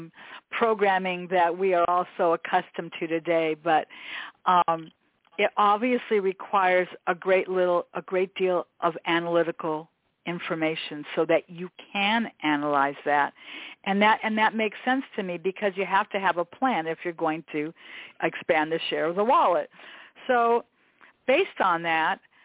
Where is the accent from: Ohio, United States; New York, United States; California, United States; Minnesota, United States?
California, United States; Los Angeles; I've always lived in Los Angeles my entire life in my community of Westchester